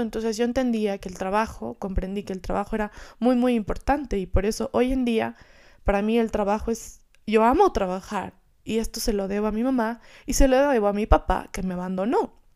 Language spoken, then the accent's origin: Spanish; Gualaquiza, Morona Santiago, Ecuador; moved away; yo vengo de un pueblito que se llama Gualaquiza, en el oriente